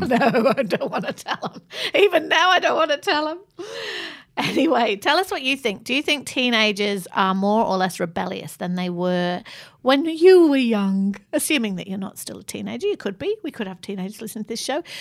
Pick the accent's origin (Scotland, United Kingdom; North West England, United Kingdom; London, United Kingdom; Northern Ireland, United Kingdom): North West England, United Kingdom; Manchester; moved away; I grew up in Manchester, which is a gritty